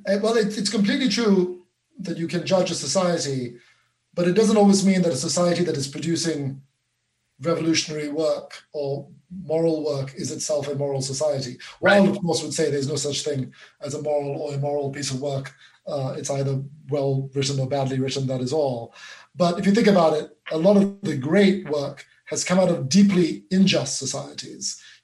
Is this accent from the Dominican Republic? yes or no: no; Malaysia; also born or lived in Singapore / England; now in United States; I'm an immigrant, I'm a serial immigrant. I grew up in Malaysia and Singapore. I immigrated to England, and 10 years ago, I immigrated again to America, and I only became American last month.